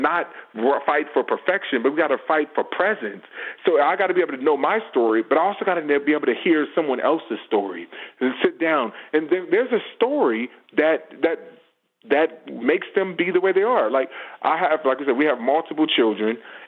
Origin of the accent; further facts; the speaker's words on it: Los Angeles, California, United States; I grew up in Los Angeles area. I grew up around LAPD and all these things.